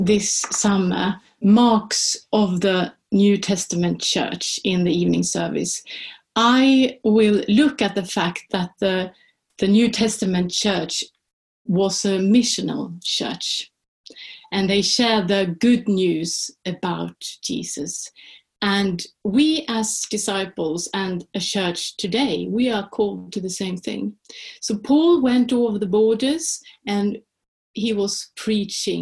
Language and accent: English; Sweden; first language Swedish; English is a second language; now in Oxford, United Kingdom; So I'm from Sweden, and therefore I speak Swedish.